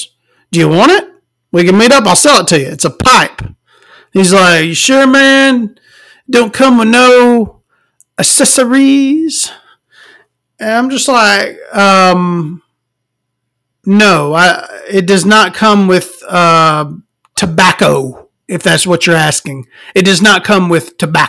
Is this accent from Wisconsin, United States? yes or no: no; small town Alabama, United States; born or raised there